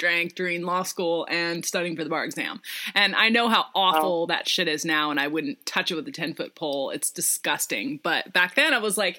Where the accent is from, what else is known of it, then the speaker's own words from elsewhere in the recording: Seattle, Washington, United States; I'm from Seattle too